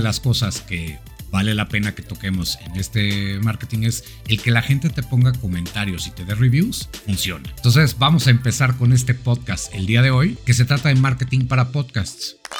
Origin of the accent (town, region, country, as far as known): Mexico